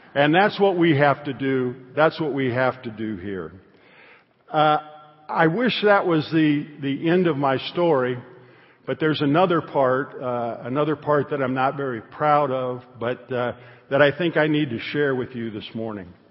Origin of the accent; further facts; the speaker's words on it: Northern Illinois, United States; I was raised in Northern Illinois